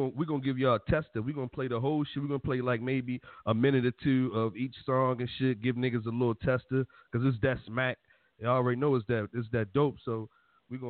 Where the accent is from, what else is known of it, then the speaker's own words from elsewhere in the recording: Baltimore, Maryland, United States; I was born out in Cherry Hill, and I moved up to West Side, Irvington, Yale Heights, Frederick Road